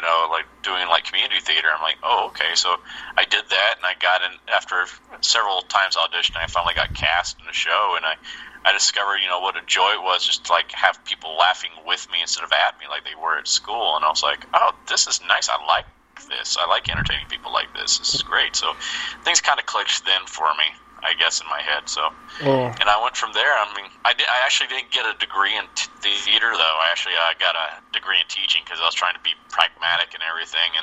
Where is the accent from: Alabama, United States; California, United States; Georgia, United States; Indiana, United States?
Alabama, United States; moved away as an adult; also born or lived in New York City; when I was in my high school at Grissom